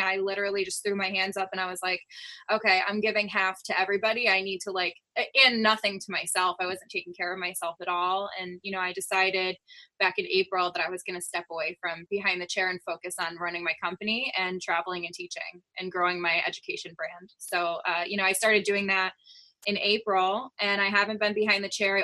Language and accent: English; Connecticut, United States; I'm born and raised in Connecticut